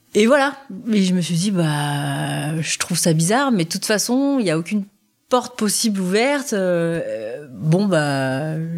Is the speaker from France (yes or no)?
yes; France; je suis française